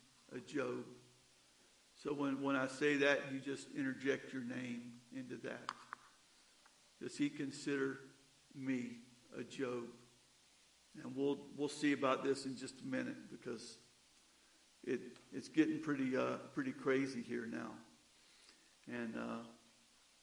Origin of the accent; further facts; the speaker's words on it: the South, United States; Growing up in the South, along the riverbanks